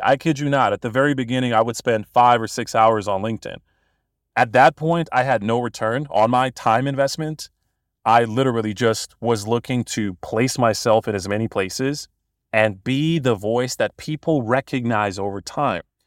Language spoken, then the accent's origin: English; Bosnia & Herzegovina; I'm from Bosnia originally. I'm a Bosnian born and bred